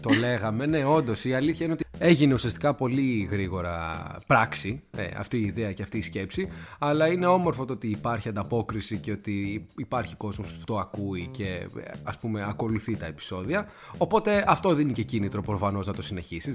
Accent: Athens, Attica, Greece; ένα παιδί που μεγάλωσε στην Αθήνα

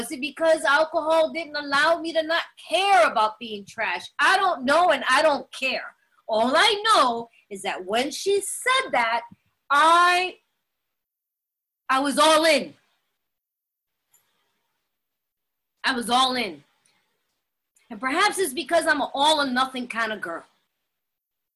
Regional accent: New York, United States; moved away; I'm from New York and I know it's a melting pot and everybody sees it that way, but we're very segregated. And I didn't grow up around other people, only Puerto Ricans

